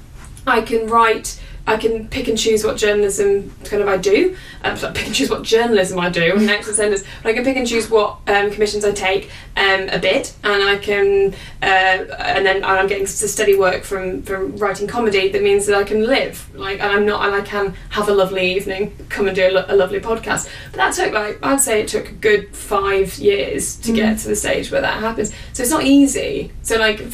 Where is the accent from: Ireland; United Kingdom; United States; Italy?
United Kingdom; the north of England; accent: northern; my northern accent comes through more because it's just and I'm from the north.